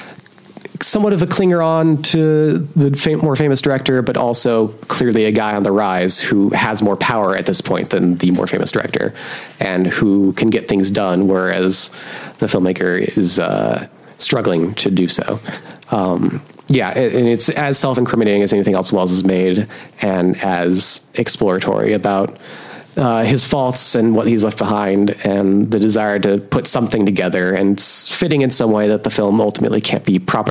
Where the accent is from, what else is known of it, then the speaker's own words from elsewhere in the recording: Portland, Oregon, United States; the outskirts of my hometown, Portland, Oregon